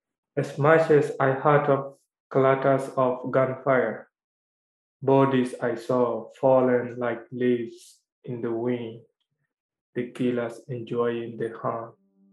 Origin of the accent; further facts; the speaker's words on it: Myanmar; moved away; the city where I was born in Myanmar, you know. In the area that where I was born, you know, is one of the most isolated zones in the world.